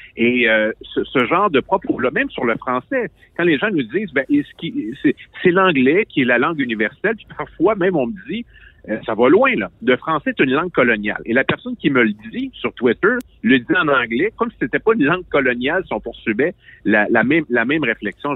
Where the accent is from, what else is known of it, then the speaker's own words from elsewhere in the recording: Quebec, Canada; Je suis un Québécois